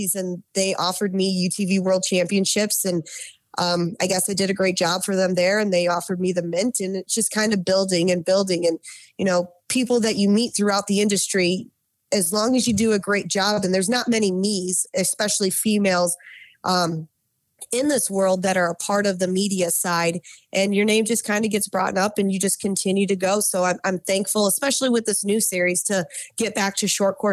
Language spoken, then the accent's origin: English; Detroit, Michigan, United States; Living and growing up around the Motor City